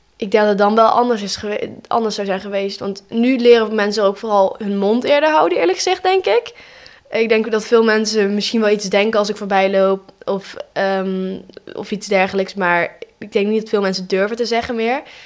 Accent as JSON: {"language": "Dutch", "town": "Eindhoven", "region": "North Brabant", "country": "Netherlands", "tie": "born or raised there", "said": "ik ben zelf gewoon geboren in Eindhoven hier"}